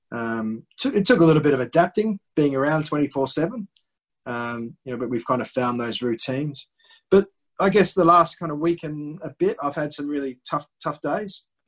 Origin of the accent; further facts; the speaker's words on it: Australia; moved away as an adult; also born or lived in North East England; as an 18, 19 year old, I came over, as many Australian young cricketers